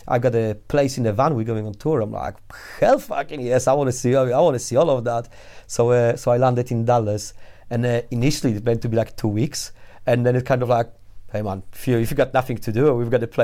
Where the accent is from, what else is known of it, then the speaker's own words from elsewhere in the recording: Poland; English is a second language; moved away as an adult; also born or lived in Warsaw; now in Leeds, United Kingdom; I'm one of the first Poles which moved to UK after we joined European Union